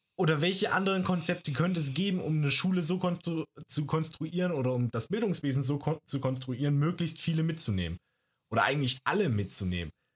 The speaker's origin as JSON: {"language": "German", "region": "Baden-Württemberg", "country": "Germany"}